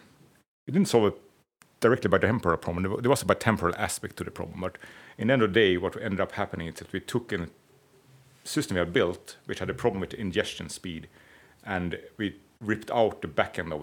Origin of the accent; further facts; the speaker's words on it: Stockholm, Stockholm County, Sweden; I'm from Stockholm, not from Gamlestan.